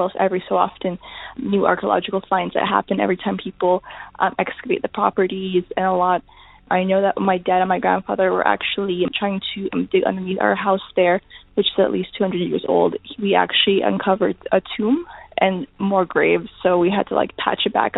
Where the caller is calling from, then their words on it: Canada; also born or lived in Arcadia, Greece (ancestry); I'm calling from Canada